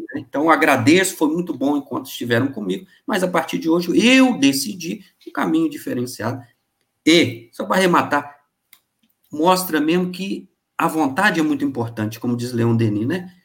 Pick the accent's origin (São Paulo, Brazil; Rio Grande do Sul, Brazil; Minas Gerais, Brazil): Minas Gerais, Brazil; Bicas; also born or lived in Rio de Janeiro; eu sou natural de Bicas, zona da Mata Mineira